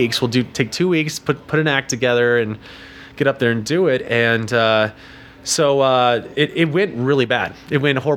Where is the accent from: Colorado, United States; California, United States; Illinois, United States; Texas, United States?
Colorado, United States; Denver; also born or lived in New York City; we moved to Denver because my mom, her parents moved out there